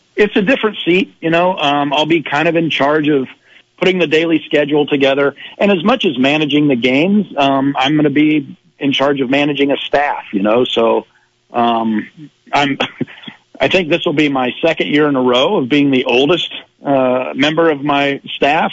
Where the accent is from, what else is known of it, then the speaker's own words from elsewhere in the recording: Iowa, United States; I am a Midwesterner. I'm, you know, from small town Iowa.